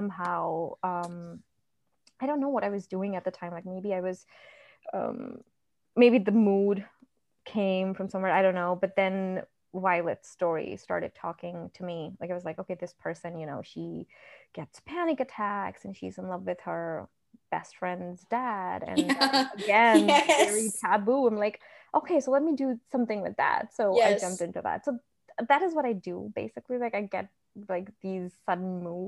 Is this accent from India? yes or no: yes; India; now in United States; I grew up in India. So I'm an Indian. I grew up in India.